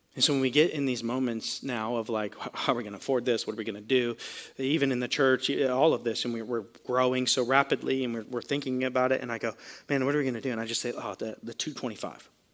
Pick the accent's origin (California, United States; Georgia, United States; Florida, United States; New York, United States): Florida, United States; we're from Florida